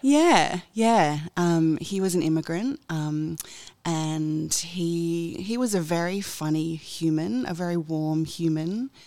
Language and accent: English; Sydney, New South Wales, Australia; I was born in Sydney. I've always lived in Sydney.